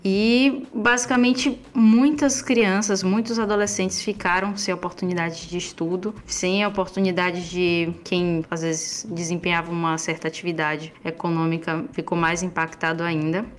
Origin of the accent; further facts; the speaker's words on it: Feira de Santana, Bahia, Brazil; sou baiana da cidade de Feira de Santana